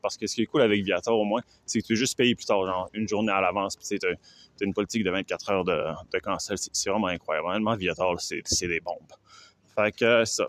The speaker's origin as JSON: {"language": "French", "country": "Canada", "said": "je suis Canadien."}